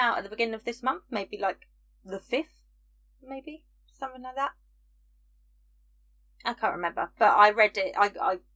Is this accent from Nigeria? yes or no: no; United Kingdom; I'm British